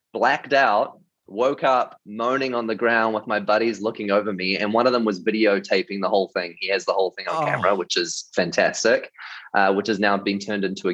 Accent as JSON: {"language": "English", "country": "New Zealand", "tie": "born or raised there", "moved": "yes", "said": "grew up in New Zealand, and I was in youth leadership for about 8 years."}